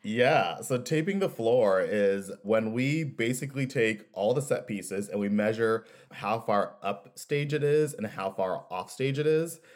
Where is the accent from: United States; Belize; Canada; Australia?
United States; Kansas City; I grew up in Kansas City